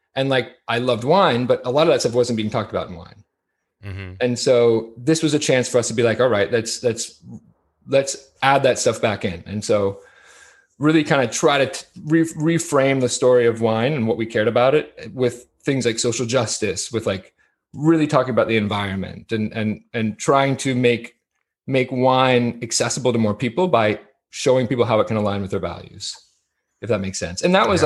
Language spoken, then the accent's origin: English; Martha's Vineyard, Massachusetts, United States; moved away as an adult; also born or lived in Mexico; growing up on Martha's Vineyard, living in Mexico